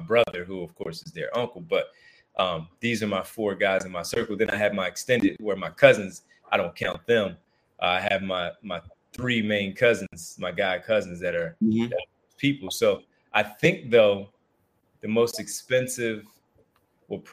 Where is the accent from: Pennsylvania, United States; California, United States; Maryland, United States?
Pennsylvania, United States; Philadelphia; I grew up in Philadelphia